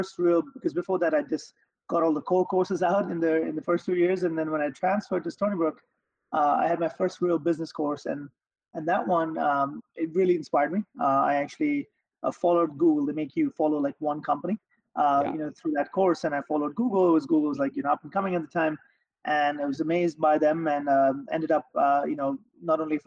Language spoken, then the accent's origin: English; Mumbai, Maharashtra, India; moved away as an adult; also born or lived in Arkansas / Long Island; now in United States; I grew up in Bombay in India